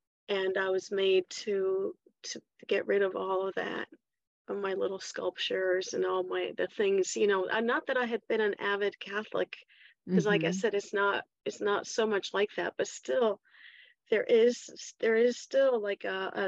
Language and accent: English; Chile; also born or lived in Washington, D.C. / Mexico; now in United States; But both my parents were Chilean, so I was raised in Chile.